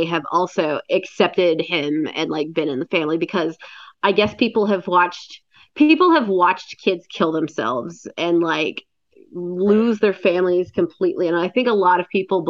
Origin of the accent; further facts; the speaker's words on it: Cleveland, Ohio, United States; Cleveland, my hometown